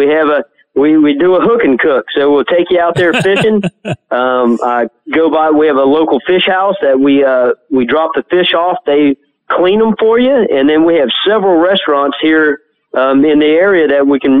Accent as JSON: {"language": "English", "town": "Biloxi", "region": "Mississippi", "country": "United States", "tie": "born or raised there", "lives_now": "Panama City, United States", "said": "that's correct."}